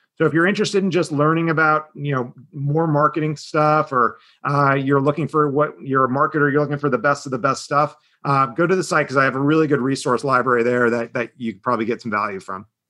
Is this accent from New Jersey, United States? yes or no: yes; Southern New Jersey, United States; I'm from a, a, part of Philadelphia. Some people refer to it as Southern New Jersey. Um, so really a Jersey kid. Um, exit four on um, on the turnpike